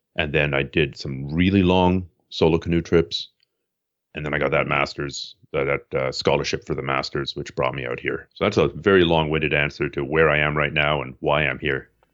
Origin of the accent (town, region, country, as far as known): Toronto, Ontario, Canada; born or raised there; moved away as an adult; also born or lived in Montreal; now in Vancouver, Canada